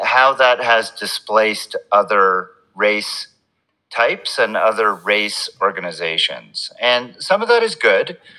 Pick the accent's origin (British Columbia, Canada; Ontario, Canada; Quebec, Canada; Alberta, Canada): Quebec, Canada; Montreal; I grew up in in Montreal in Canada, so my childhood was spent watching and playing hockey